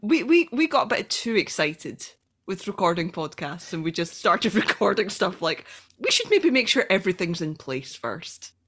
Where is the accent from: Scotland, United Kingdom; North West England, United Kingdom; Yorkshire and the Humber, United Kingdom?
Scotland, United Kingdom; I'm Scottish